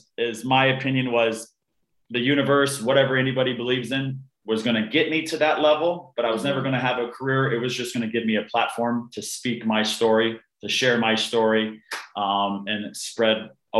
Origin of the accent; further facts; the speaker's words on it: Canada; also born or lived in Arizona, United States; I was born in a small town in Arizona, and we immediately shot up to Canada, where my younger sister was born. My mom is full Canadian.